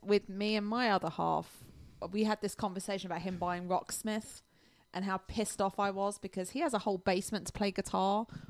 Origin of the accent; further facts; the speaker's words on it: United Kingdom; We're British.